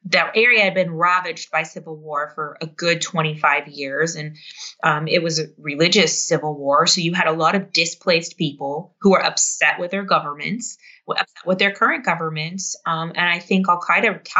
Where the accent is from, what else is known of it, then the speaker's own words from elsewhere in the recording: United States; being this American